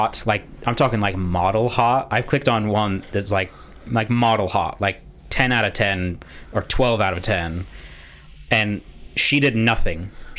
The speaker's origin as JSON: {"language": "English", "country": "United States", "said": "I'm from America"}